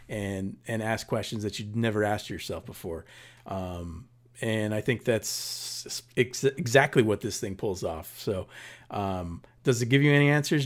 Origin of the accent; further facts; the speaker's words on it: Paramount, California, United States; moved away; when I grew up in the nineties there, it was, um, the highest, or one of the highest, um, violent crime in, in, uh, spots in the entire Southern California